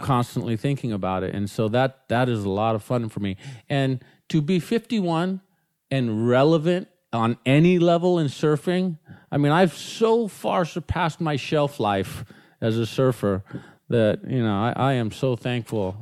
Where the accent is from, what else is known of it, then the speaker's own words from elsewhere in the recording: Newport Beach, California, United States; I was born in Newport Beach